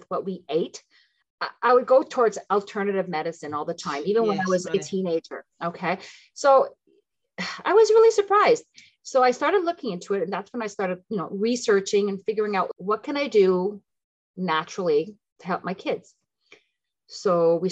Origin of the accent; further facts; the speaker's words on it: Ottawa, Ontario, Canada; also born or lived in Tunisia / Philippines; I am French Canadian. That's where the French name comes from. But I was raised in both languages, so I'm perfectly bilingual. I'm from Ottawa, Ontario